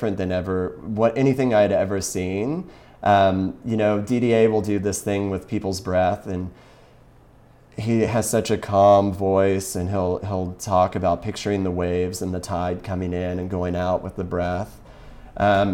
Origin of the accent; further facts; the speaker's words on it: Kentucky, United States; I'm from Kentucky originally